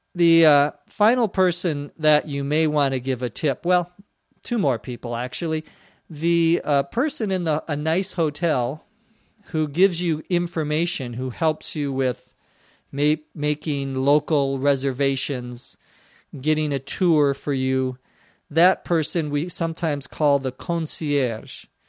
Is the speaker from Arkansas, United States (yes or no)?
no; Minnesota, United States; now in Los Angeles, United States; back to my home state, back to Minnesota to visit my parents